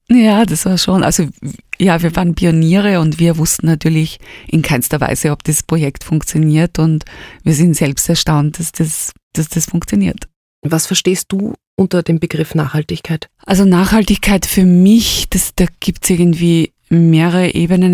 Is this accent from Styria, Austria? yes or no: yes; Styria, Austria; moved away as an adult; now in Vienna, Austria; bin aus der Steiermark gekommen, also eigentlich aus einer kleinen Stadt, aus Junburg. Bin nach Wien gekommen